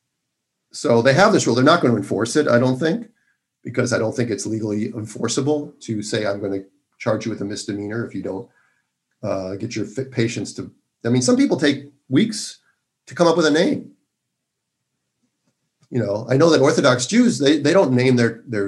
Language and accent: English; Minnesota, United States; moved away; I'm from Minnesota, and I have an affinity for my home state, even though I haven't lived there since 1982